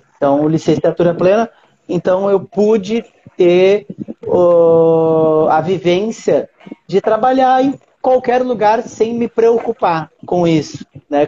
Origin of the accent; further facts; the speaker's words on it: Uruguaiana, Rio Grande do Sul, Brazil; moved away as an adult; now in Rio de Janeiro, Brazil; nem sabem que eu sou de Uruguaiana, mas eu sou de Uruguaiana